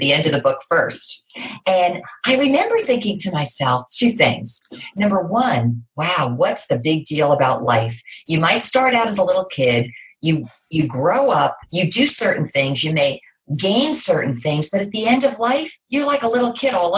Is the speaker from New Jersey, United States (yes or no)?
yes; New Jersey, United States; I grew up in New Jersey